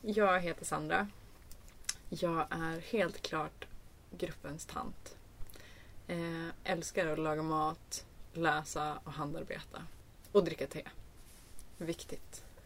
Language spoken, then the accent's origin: Swedish; Norrbotten County, Sweden; Jag kommer från Norrbotten, norra Norrbotten, nära finska, finska gränsen